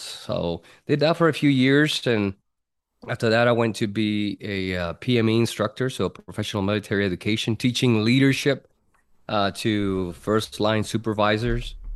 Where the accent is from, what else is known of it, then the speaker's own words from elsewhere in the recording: Puerto Rico; moved away as an adult; born and raised in Puerto Rico, and, uh, from there, when I was nineteen, enlisted in the Air Force